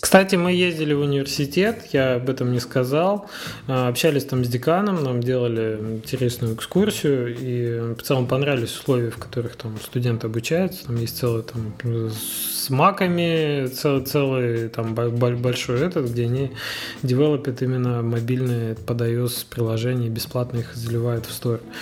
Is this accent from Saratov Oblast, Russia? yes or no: no; Magnitogorsk, Chelyabinsk Oblast, Russia; вот как я, например, из Магнитогорска